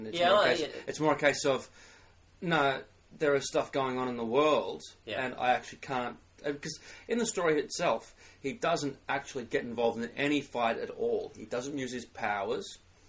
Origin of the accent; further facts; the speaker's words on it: Australia; we are Australian.